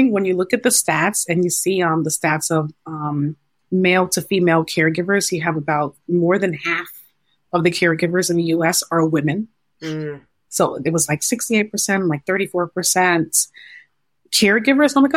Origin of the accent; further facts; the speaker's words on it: Ghana; I am the only girl in my family. I'm Ghanaian, and my parents are like, what what do you mean you can't do this?